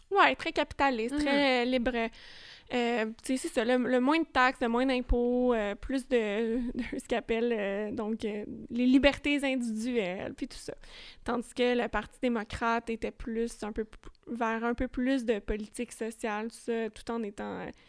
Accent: Longueuil, Quebec, Canada; chez nous à Longueuil

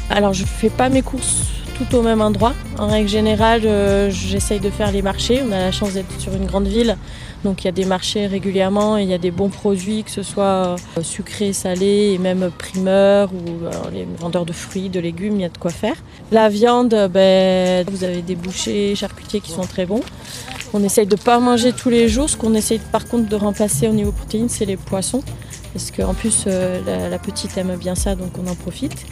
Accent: Hauts-de-France, France; Bah, déjà, on vient du Nord, du coup, on mange beaucoup de fromage.

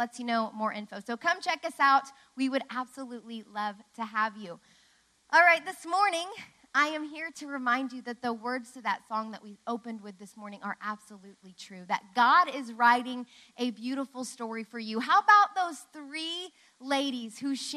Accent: Tulsa, Oklahoma, United States; also born or lived in Dallas; now in Oklahoma City, United States; We grew up in Tulsa.

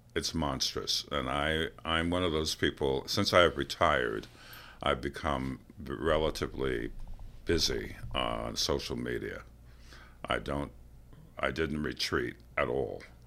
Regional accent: New York City, New York, United States; I'm from New York City

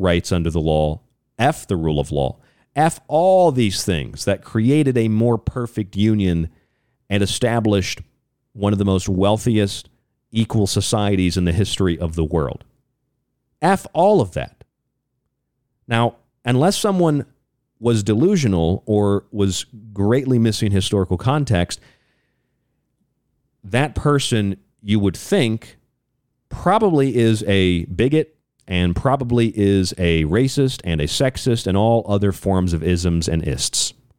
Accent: United States; also born or lived in Pima County, Arizona; I'm an American.

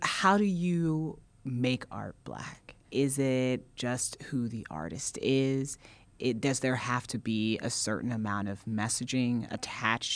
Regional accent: Indiana, United States; now in Brooklyn, United States; I'm from Indiana

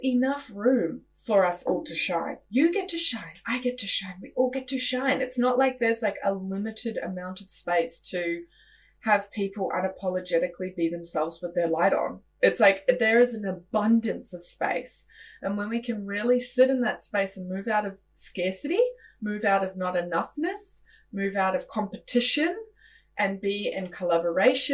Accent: Australia; now in New Zealand; I'm originally from Australia

